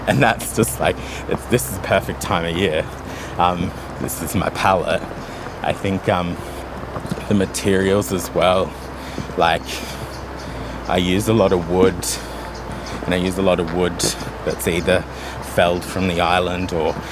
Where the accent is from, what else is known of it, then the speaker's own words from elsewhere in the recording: Australia; now in Tobermory, Isle of Mull, United Kingdom; growing up in Australia, like, our houses are really open plan